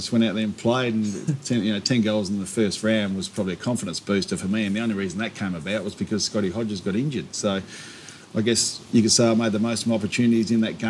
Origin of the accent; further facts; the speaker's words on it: Loxton, South Australia, Australia; also born or lived in McLaren Vale, South Australia; So we got in the caravan, and 3 hours out of Adelaide, that was it. We ended up at Loxton.